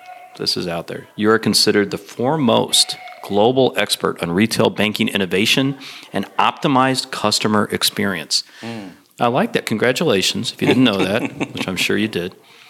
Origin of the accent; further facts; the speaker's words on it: Detroit, Michigan, United States; so I grew up in Detroit, so we have like Ypsilanti, Michigan. We have Greek town in Detroit. I grew up eating baklava and everything else.